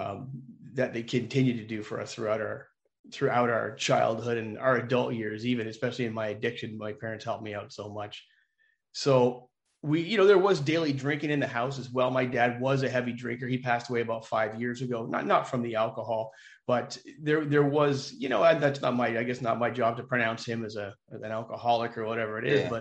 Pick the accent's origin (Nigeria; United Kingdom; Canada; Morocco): Canada; just north of Toronto, Ontario; Well, I grew up just north of Toronto. So I'm from Ontario. I'm a Canadian, full disclosure.